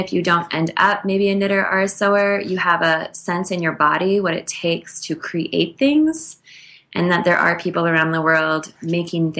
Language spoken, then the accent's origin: English; Minnesota, United States; I grew up in Minnesota